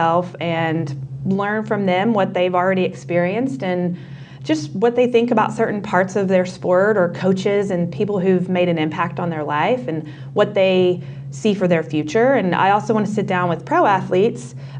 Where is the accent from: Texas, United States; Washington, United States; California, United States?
Texas, United States; Waco; moved away as an adult; now in Dallas, United States; I'm from Waco, so a couple hours away